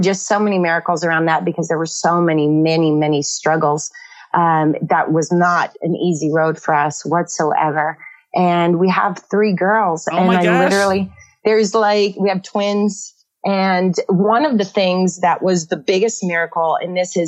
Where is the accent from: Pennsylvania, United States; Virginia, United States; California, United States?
California, United States; Northern; I grew up in Northern California, one of 11 kids